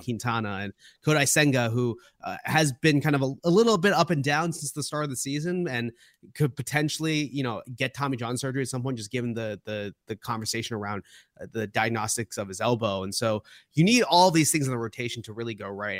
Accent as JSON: {"language": "English", "town": "Boston", "region": "Massachusetts", "country": "United States", "tie": "born or raised there", "said": "my reference points are all Boston, growing up in Boston"}